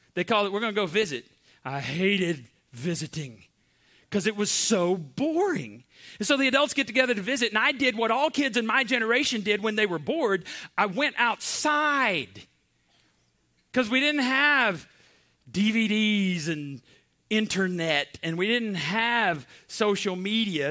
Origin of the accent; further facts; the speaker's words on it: Borger, Texas, United States; I grew up in Borger, Texas